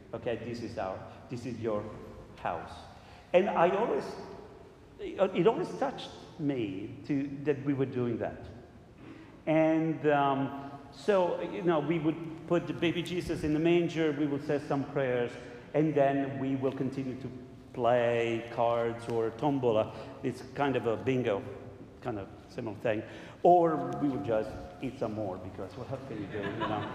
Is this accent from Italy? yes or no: yes; Southern Italy, Italy; moved away; I'm from Italy, and we in Italy have, in the south, we have different traditions